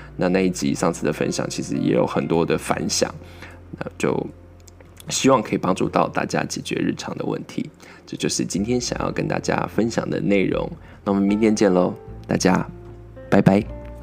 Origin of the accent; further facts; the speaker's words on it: Miaoli County, Taiwan; 我们也是美国来的苗栗人